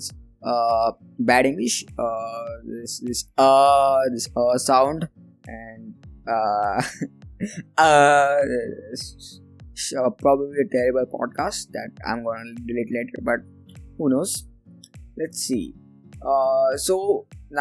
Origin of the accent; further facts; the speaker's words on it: India; I am from India, and being in India